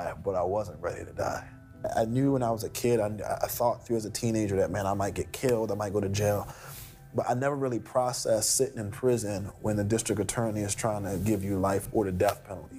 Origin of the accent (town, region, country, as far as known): Philadelphia, Pennsylvania, United States; born or raised there